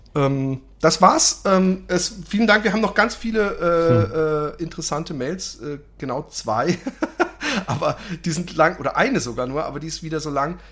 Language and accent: German; Germany; als Deutscher